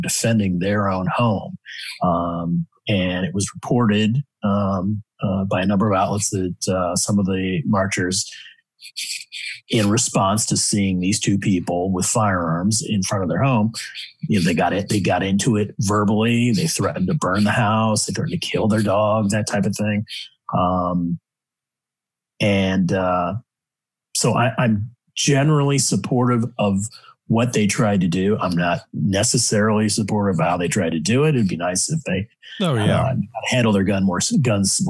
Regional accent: St. Louis, Missouri, United States; I'm from St. Louis and I know that area really well

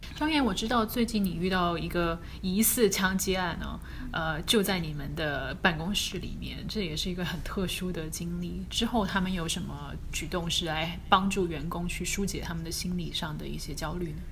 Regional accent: China; moved away as an adult; now in United States; 主要是美国人组成的新闻编辑部里面，可能就只有我们一个中国人

